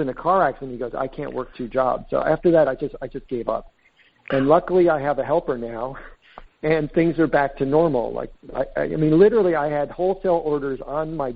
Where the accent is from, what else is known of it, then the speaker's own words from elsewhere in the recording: East Coast, United States; moved away as an adult; now in San Francisco, United States; I grew up in the East Coast